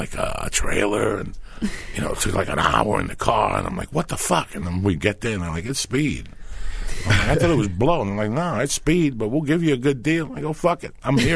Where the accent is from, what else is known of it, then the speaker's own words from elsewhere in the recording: New Jersey, United States; moved away; also born or lived in New York; we grew up right there on the Jersey side